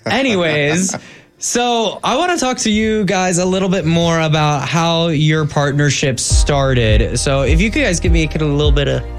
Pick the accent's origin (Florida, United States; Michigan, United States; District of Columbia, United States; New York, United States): Florida, United States; Tampa; And this is my hometown.